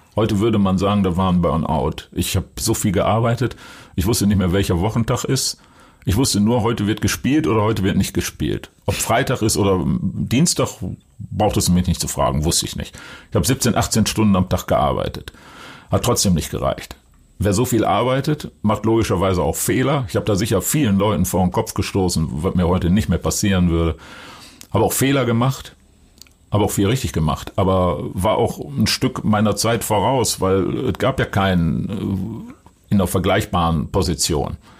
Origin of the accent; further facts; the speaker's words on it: Duisburg, North Rhine-Westphalia, Germany; now in Hamburg, Germany; Weil in Duisburg, Rheinhausen, wo ich herkomme, ist Handball Sportart Nummer eins gewesen